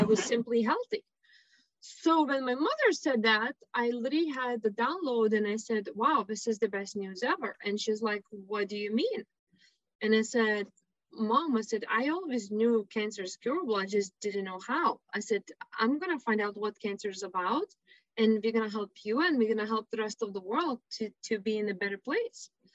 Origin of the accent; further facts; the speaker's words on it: Lithuania; moved away; I was born and raised in Lithuania